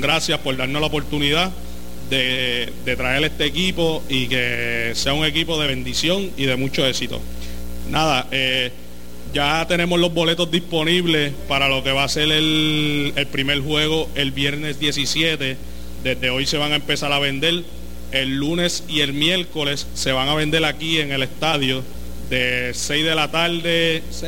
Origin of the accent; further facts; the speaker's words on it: Ponce, Puerto Rico; poder jugar en mi pueblo